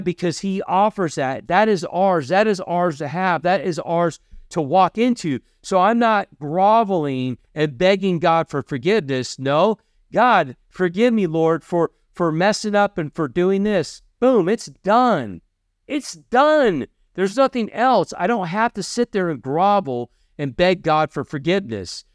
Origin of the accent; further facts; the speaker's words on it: Kentucky, United States; I'm from Kentucky.